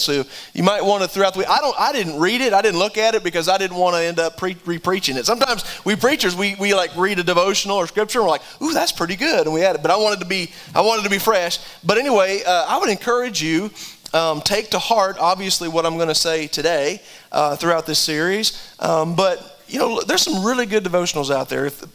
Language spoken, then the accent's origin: English; Wyoming, United States; I was born in Wyoming.